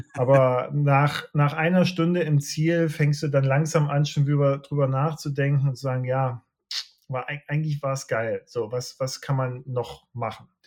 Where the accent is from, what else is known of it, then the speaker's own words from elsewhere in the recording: Leipzig, Saxony, Germany; Ich komme aus Leipzig